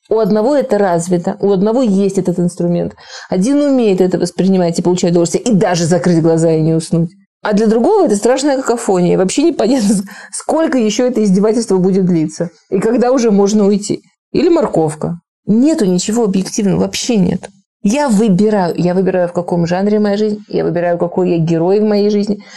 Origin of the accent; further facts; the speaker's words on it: Moscow, Russia; Я из Москвы.